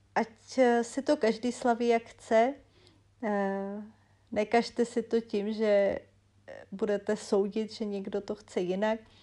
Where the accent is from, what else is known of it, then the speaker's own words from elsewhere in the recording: Czechia; also born or lived in Arkansas, United States; u nás